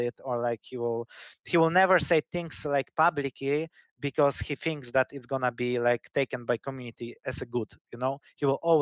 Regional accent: Poland; English is a second language; I'm from Poland.

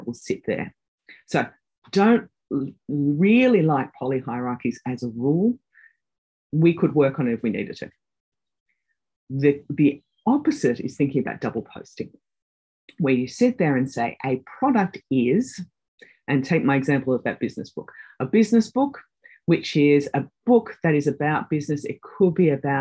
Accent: Australia; moved away as an adult; also born or lived in United Kingdom; I'm an Australian.

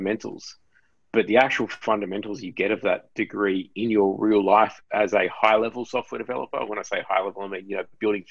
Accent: Sydney, New South Wales, Australia; I'm from New South Wales. I grew up in Casula in southwest Sydney, not far from where you guys are right now

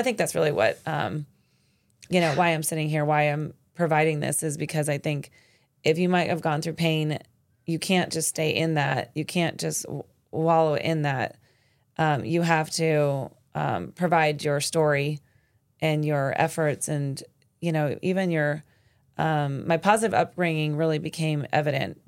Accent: Arizona, United States; moved away as an adult; also born or lived in New York City; born and raised in Arizona and then was able to go to New York City

